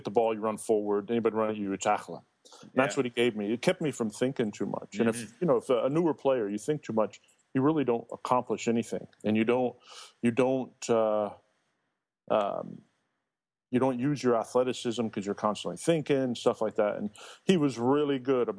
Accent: Indiana, United States; Being an Indiana boy

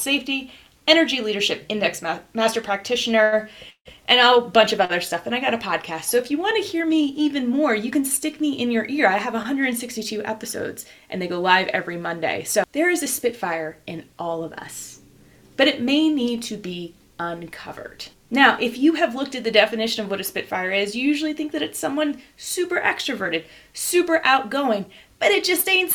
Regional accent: New Jersey, United States; I'm from Jersey

